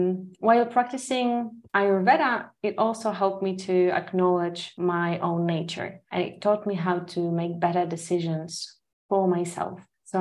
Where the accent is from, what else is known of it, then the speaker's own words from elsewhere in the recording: Poland; moved away as an adult; now in Singapore; I'm originally from Poland, a beautiful country in Europe. For the last 5 years, almost 5 years, time is flying, I've been living in Singapore.